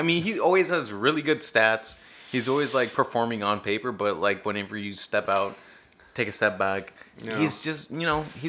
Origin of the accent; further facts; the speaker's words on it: Dallas, Texas, United States; growing up in Dallas